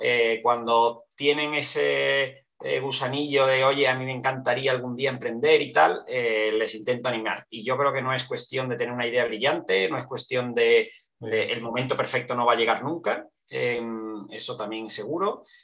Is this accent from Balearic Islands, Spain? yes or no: no; Seville, Andalusia, Spain; also born or lived in Barcelona; now in Madrid, Spain; vengo de Sevilla, vivo en Madrid, he vivido en, diferentes sitios, en, en, Barcelona también mucho tiempo